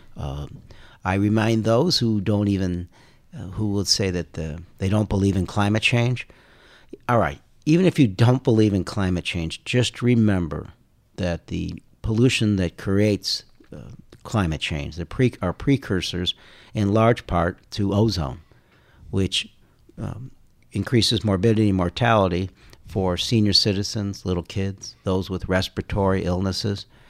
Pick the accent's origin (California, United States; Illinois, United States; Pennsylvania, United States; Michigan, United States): Illinois, United States; Carol Stream; also born or lived in Indiana / Chicago; Indiana, and then we moved to Chicago when I was in second grade. So I grew up in Carroll Stream